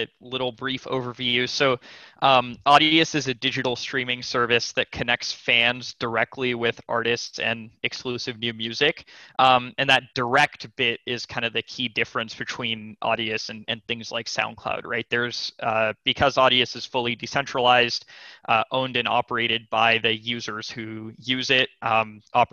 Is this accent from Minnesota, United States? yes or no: no; McLean, Virginia, United States; also born or lived in Los Angeles, California; my family moved to the Washington, D.C. suburbs, McLean, Virginia, in the Virginia side of the D.C. suburbs. And that's actually where I kind of did most of my growing up